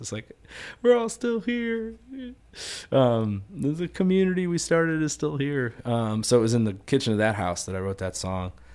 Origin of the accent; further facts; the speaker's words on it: Chicago, Illinois, United States; I grew up in Dunning